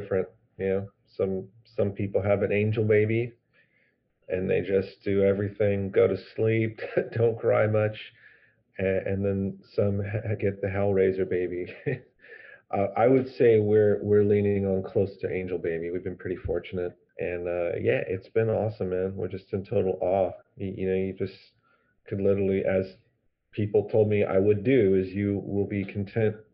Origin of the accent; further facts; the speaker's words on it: San Diego, California, United States; a break I grew up at in San Diego